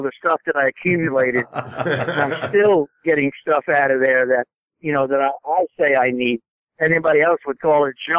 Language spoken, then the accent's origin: English; New York City, New York, United States; now in Nashville, United States; I was born in Brooklyn